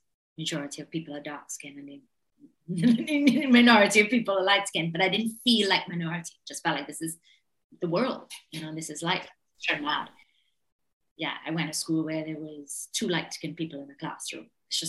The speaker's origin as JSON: {"language": "English", "country": "Trinidad & Tobago", "tie": "born or raised there", "said": "Well, I was born in the 70s. So I was a child of the 80s. And growing up in the island was unbelievab"}